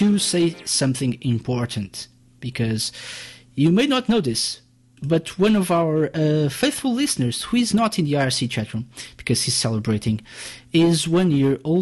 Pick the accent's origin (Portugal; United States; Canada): Portugal; I'm from Portugal